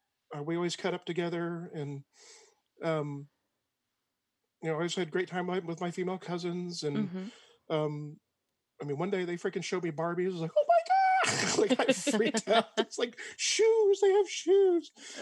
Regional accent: Georgia, United States; born there; So I was born a little blonde white boy in South Georgia, mm-hmm. To a military family.

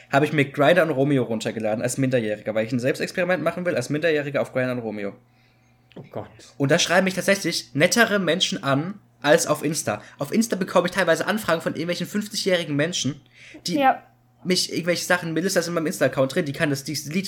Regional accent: Cologne, North Rhine-Westphalia, Germany; ja, okay, ich komme aus Köln.

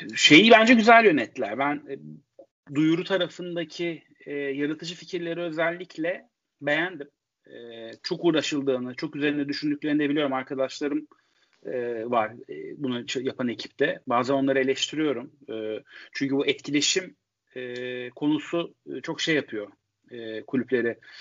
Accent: Istanbul, Turkey; Bir Kadıköylüyüm. Ee, Kadıköy'de yaşayamıyorum şu anda.

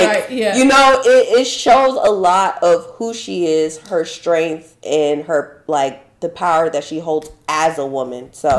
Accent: United States; I'm sorry. I'm so American. I'm sorry.

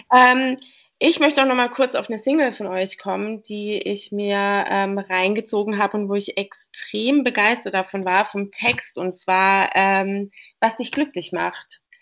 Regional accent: Baden-Württemberg, Germany; ich bin nämlich eigentlich auch eine Badenserin

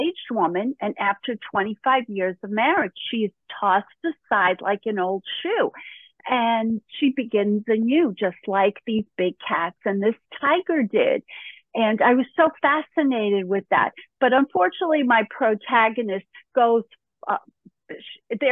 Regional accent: New York City, New York, United States; moved away; also born or lived in Connecticut / Florida; I grew up in Brooklyn

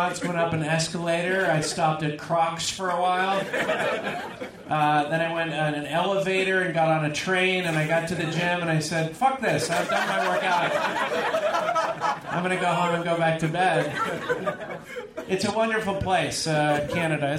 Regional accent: California, United States; I'm from California originally

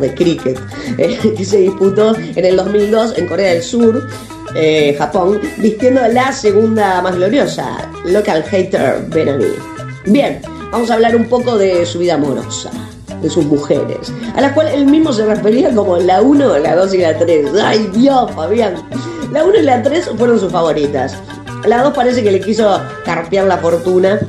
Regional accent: Uruguay; en mi país

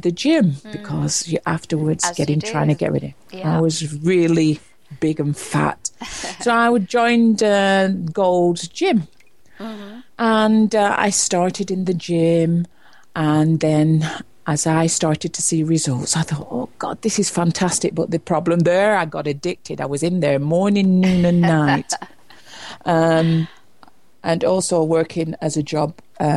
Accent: Preston, North West England, United Kingdom; moved away as an adult; also born or lived in London; I was born in Preston, Lancashire, England, and as from 18, I moved away from home

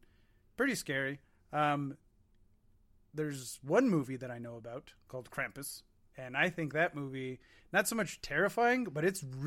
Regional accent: United States; I am American, after all. We don't learn certain languages here.

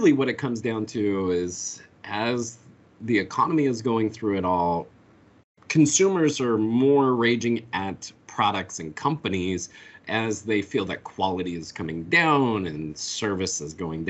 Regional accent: Colorado, United States; now in North Carolina, United States; growing up in Colorado

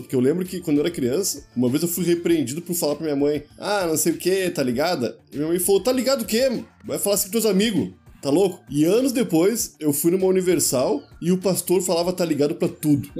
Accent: Rio Grande do Sul, Brazil; moved away; Eu, como uma criança gaúcha

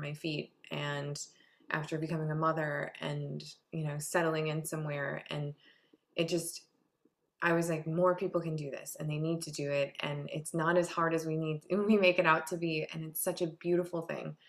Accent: Harbor Springs, Michigan, United States; I grew up in Harbor Springs, Michigan

